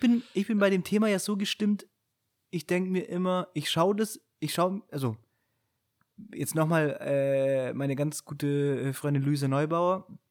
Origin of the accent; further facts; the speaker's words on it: Friedberg, Bavaria, Germany; ich bin ja in Friedberg geboren und aufgewachsen, das ist so ein kleines Kaff neben Augsburg.